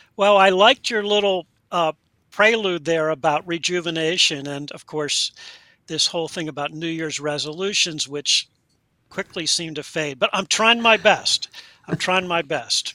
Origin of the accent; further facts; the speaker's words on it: United States; moved away as an adult; also born or lived in Delaware / Pennsylvania / British Columbia, Canada; I grew up in Delaware and Pennsylvania, and that's where I now am